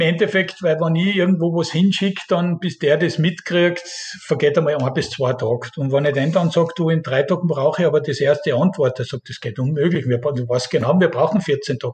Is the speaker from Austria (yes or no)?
yes; Austria; now in South Korea; bei uns in Österreich